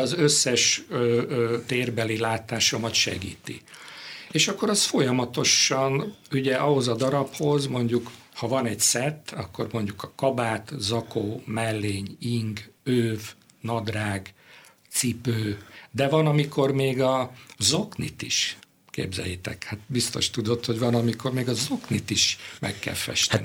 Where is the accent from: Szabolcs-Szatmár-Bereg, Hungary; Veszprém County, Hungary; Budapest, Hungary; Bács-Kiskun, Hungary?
Budapest, Hungary; born or raised there